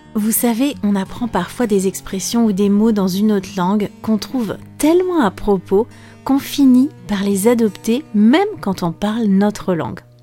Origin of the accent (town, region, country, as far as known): France